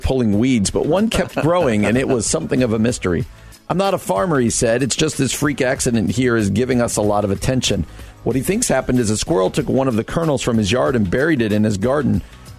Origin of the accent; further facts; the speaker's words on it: New Jersey, United States; New Jersey, my home state